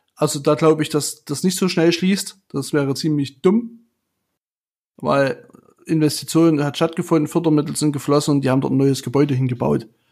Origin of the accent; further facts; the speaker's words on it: Chemnitz, Saxony, Germany; ich komme aus Chemnitz